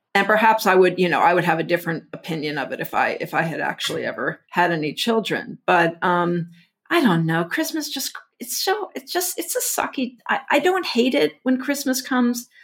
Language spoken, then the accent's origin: English; Houston, Texas, United States; I grew up in, like, Houston, Texas in the seventies